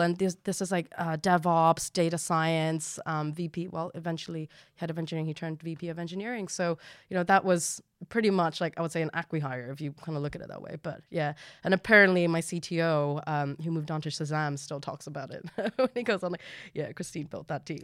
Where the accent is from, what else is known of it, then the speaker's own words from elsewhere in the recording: Hong Kong; now in United Kingdom; I'm from Hong Kong